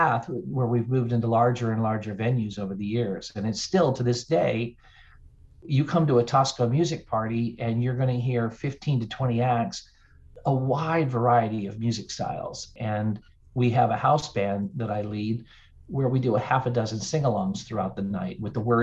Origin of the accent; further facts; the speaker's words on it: North Carolina, United States; also born or lived in Denver, Colorado / Charlotte, North Carolina; I grew up in North Carolina, but was living in Denver